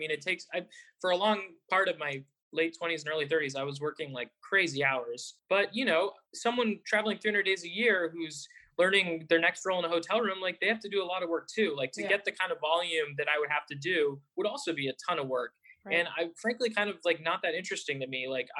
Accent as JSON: {"language": "English", "country": "Canada", "also_born_or_lived": "United States", "said": "And another point of privilege is I'm Canadian and American."}